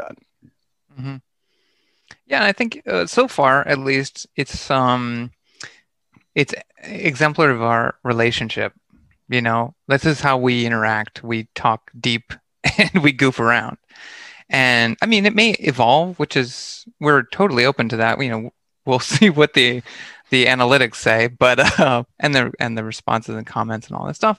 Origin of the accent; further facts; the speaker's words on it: Lancaster, Pennsylvania, United States; moved away as an adult; also born or lived in Philadelphia / Japan / New York City; I grew up in Pennsylvania, like in Amish country near Lancaster, Hershey area